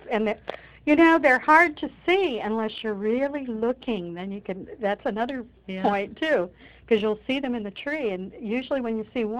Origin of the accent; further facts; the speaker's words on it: Detroit, Michigan, United States; moved away; I was born in Detroit.